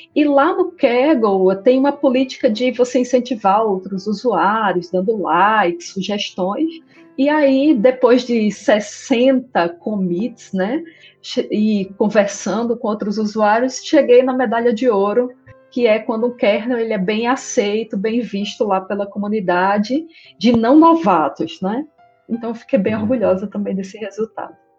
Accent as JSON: {"language": "Portuguese", "region": "interior of Paraíba", "country": "Brazil", "tie": "born or raised there", "moved": "as an adult", "lives_now": "Amazonas, Brazil", "said": "Eu sou do interior da Paraíba e, na ocasião, eu era criança ainda"}